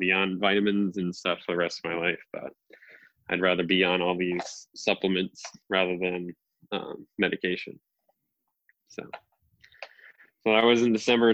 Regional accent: New England, United States; I'm obviously from New England. I live in Massachusetts

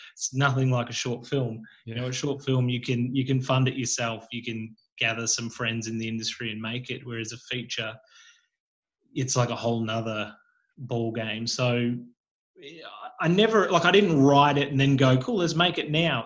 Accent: Geelong, Victoria, Australia; growing up in Geelong and being, you know, doing acting classes and being in the industry but living in Geelong

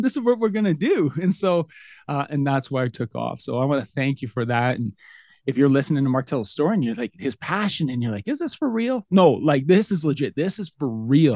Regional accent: Lethbridge, Alberta, Canada; I'm from Lethbridge, Alberta, Canada.

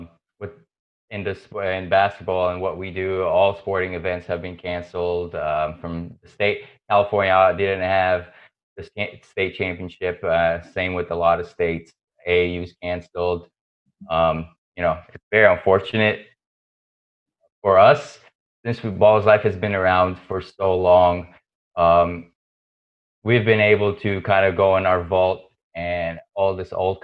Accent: Lebanon; growing up in Lebanon

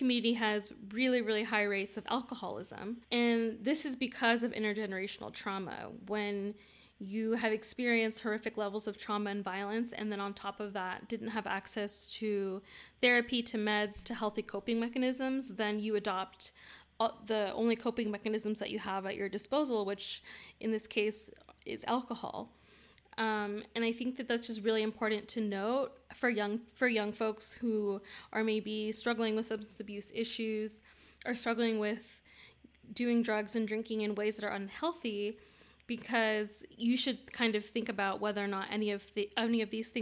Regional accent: Bay Area of California, United States; we grew up in the Bay Area of California

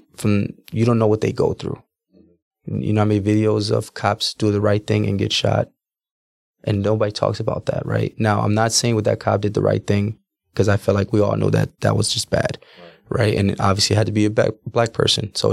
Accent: Milwaukee, Wisconsin, United States; also born or lived in New Smyrna Beach, Florida / Orlando, Florida; I was born in Milwaukee, Wisconsin.

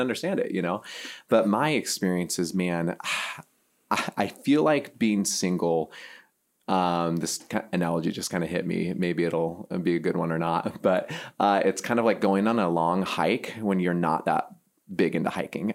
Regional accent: Seattle, Washington, United States; moved away as an adult; also born or lived in Pasadena, California / Silicon Valley, California; now in Midwest, United States; I grew up on the West Coast and um, Seattle

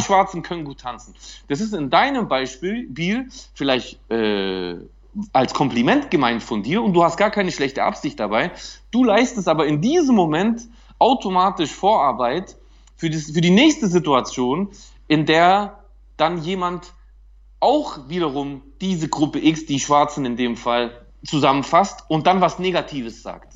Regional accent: Germany; als Deutscher

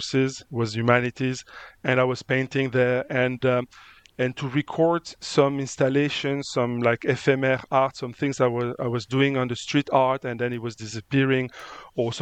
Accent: Luberon, near Avignon, Provence-Alpes-Côte d'Azur, France; English is a second language; moved away as an adult; also born or lived in Spain; now in Mozambique; I was born in Spain, and I grew up in France

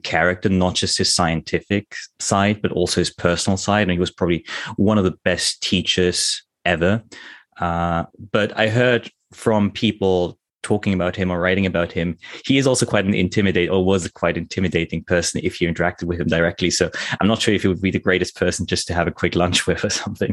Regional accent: Germany; moved away as an adult; also born or lived in United Kingdom; now in Tokyo, Japan; I'm originally German. I grew up in Germany in a tiny little village

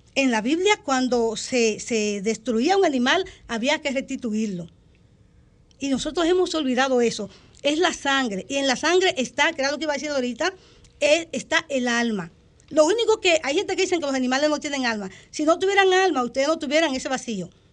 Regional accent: San Juan de la Maguana, San Juan, Dominican Republic; yo nací en el sur, en San Juan de la Maguana. El, sector le llaman Villa Flores

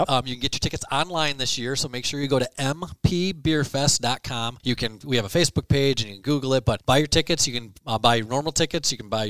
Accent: Ithaca, Michigan, United States; also born or lived in Grand Rapids, Michigan; now in Mount Pleasant, United States; so I grew up in Ithaca, just a small town down the highway.

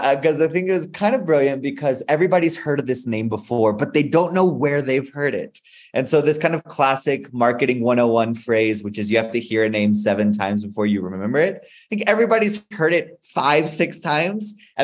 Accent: Spain; also born or lived in Mexico; So I was born in Mexico and grew up in Spain. My parents are Christian missionaries. So I'm a son of Christian missionaries.

